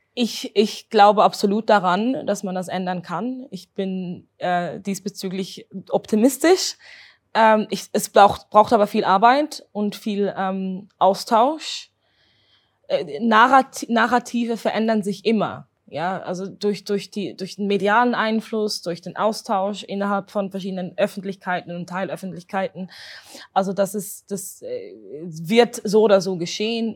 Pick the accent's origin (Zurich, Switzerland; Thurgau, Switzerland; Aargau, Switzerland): Zurich, Switzerland; bin Zürcherin, also hier geboren, hier aufgewachsen